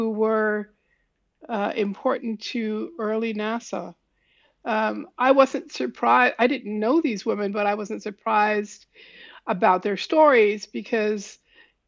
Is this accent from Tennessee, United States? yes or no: no; New York City, New York, United States; I was born in Harlem